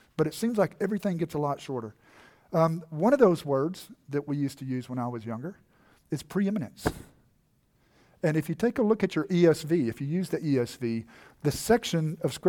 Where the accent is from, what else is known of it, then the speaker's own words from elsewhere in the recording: Texas, United States; when I was a young boy and I was growing up in East Texas, I spoke much differently than I do now. Not only did I have a much more pronounced accent, right?